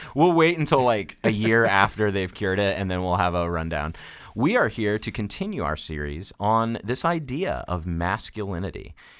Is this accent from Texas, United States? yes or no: no; Daytona Beach, Florida, United States; I'm from Daytona Beach, Florida